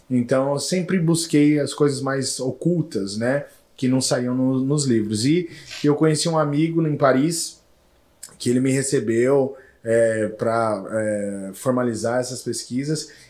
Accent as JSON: {"language": "Portuguese", "town": "Campo Grande", "region": "Mato Grosso do Sul", "country": "Brazil", "tie": "born or raised there", "said": "Morei, cara, passei por 67 países, morei em vários lugares do mundo mas sempre quis voltar para minha terra, né? Para Campo Grande."}